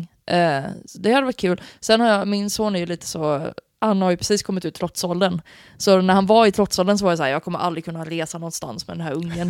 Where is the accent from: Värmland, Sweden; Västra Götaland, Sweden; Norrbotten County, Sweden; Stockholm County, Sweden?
Västra Götaland, Sweden; Gothenburg; also born or lived in Piteå; jag är ju liksom född och uppvuxen i Göteborg, med kranskommun ska sägas.